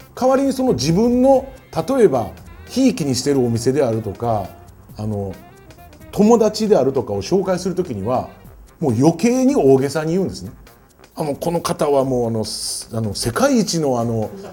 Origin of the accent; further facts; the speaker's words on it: Kyoto, Japan; accent: Kansai dialect; now in Tokyo, Japan; 俺京都人